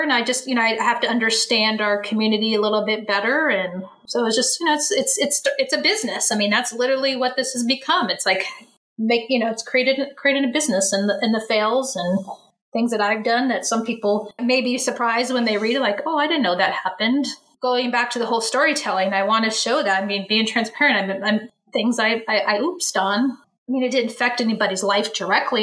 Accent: Bay Area, California, United States; moved away as an adult; I'm from the Bay Area.

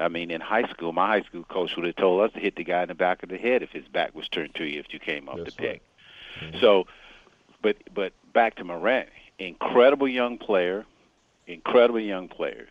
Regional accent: Macon, Georgia, United States; I grew up in Macon, Georgia

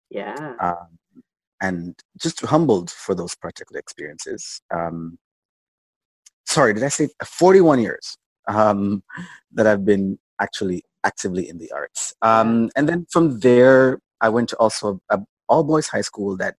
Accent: Jamaica; I'm originally Jamaican. Yeah. I was born in Jamaica. Um, actually started in sort of television field there as a as a young kid.

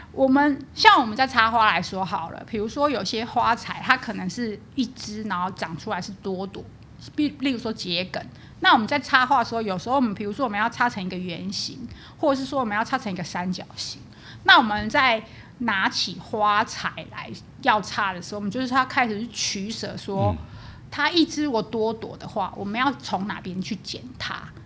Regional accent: Taipei, Taiwan; also born or lived in Taoyuan; 我从小在台北长大

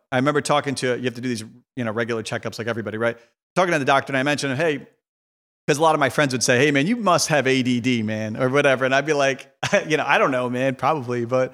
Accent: Ireland; Because, you know, as Catholic, especially as Irish people, you know, we're like, we don't think about business as good.

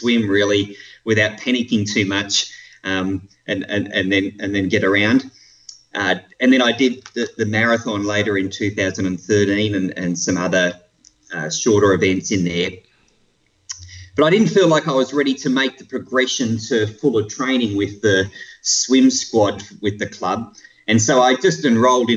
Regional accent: Blue Mountains, New South Wales, Australia; moved away as an adult; now in Melbourne, Australia; I grew up in the Blue Mountains in New South Wales and moved to Melbourne 20 years ago.

